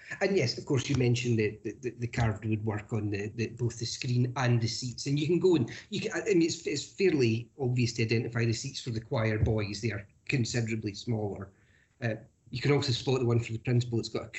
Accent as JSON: {"language": "English", "town": "Glasgow", "region": "Scotland", "country": "United Kingdom", "said": "And I speak jokingly here as I'm also a Glaswegian"}